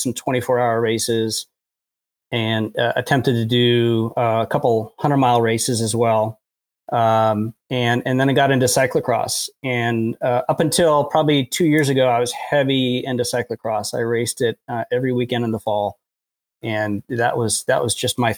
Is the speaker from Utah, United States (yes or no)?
no; Fairfax, Virginia, United States; now in Frederick, United States; I grew up in Fairfax, Virginia